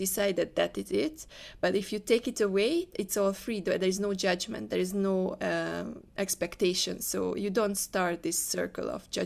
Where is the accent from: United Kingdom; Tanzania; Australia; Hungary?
Hungary; moved away as an adult; now in Malaysia; I'm from Hungary. I never lived outside Hungary.